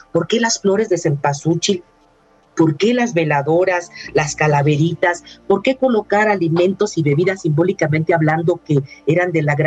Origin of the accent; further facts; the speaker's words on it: Mexico; nos distingue como mexicanas y mexicanos